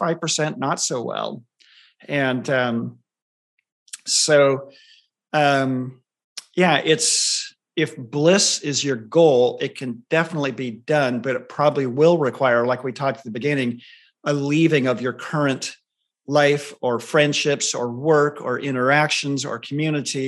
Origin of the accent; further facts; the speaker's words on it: Southern California, United States; I grew up in Southern California.